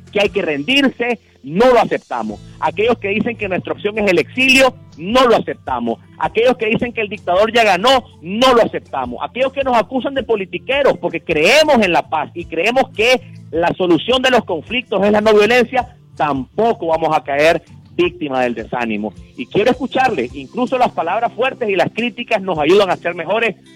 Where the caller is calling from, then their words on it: Managua, Nicaragua; De Nicaragua. ¿De dónde, disculpe? Managua, Managua.